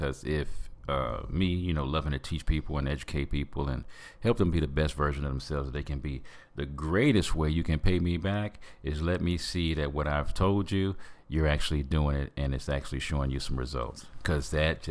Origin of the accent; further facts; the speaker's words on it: Michigan, United States; on my birth certificate, I was born in Michigan